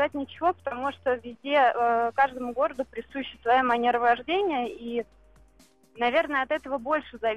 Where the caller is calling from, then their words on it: Moscow, Russia; я вам звоню из Москвы.